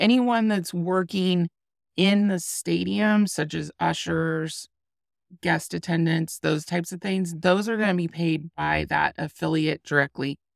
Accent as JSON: {"language": "English", "region": "Iowa", "country": "United States", "tie": "born or raised there", "moved": "yes", "said": "my home state of Iowa"}